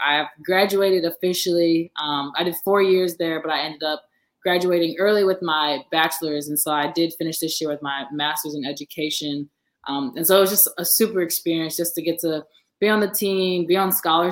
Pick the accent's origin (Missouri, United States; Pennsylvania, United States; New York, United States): Missouri, United States; St. Louis; moved away as an adult; now in Los Angeles, United States; I'm originally from St. Louis, Missouri. I'm born and raised.